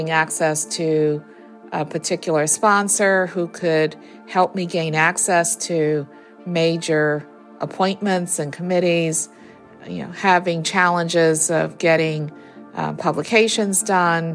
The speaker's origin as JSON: {"language": "English", "town": "New Orleans", "region": "Louisiana", "country": "United States", "also_born_or_lived": "Maryland / Pennsylvania", "moved": "yes", "said": "I'm from New Orleans, and during Katrina, my parents, who were in their 90s at the time, were there alone in the city"}